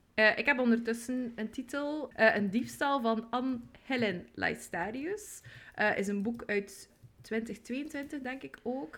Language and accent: Dutch; West Flanders, Belgium; now in Ghent, Belgium; ik woon in Gent, maar zoals je ongetwijfeld hoort, ben ik geboren in West-Vlaanderen.